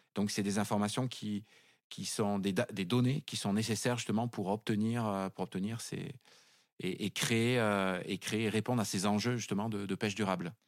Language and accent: French; Cambo-les-Bains, Nouvelle-Aquitaine, France; moved away as an adult; also born or lived in Paris; je suis natif du Pays Basque. Je suis originaire de, de Cambo-les-Bains